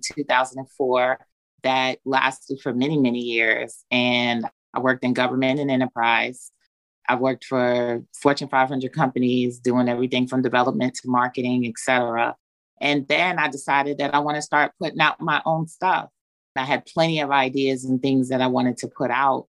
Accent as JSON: {"language": "English", "town": "New York City", "region": "New York", "country": "United States", "tie": "born or raised there", "also_born_or_lived": "Long Island, New York", "moved": "yes", "lives_now": "Georgia, United States", "said": "I'm originally from New York, born in Long Island, raised in Brooklyn. Been in Georgia for over 20 years, though"}